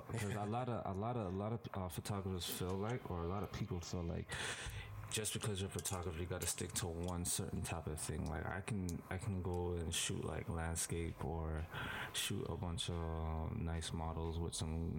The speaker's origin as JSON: {"language": "English", "town": "Scarborough", "region": "Ontario", "country": "Canada", "tie": "born or raised there", "said": "Well, I'm a little kid. I came from Scarborough."}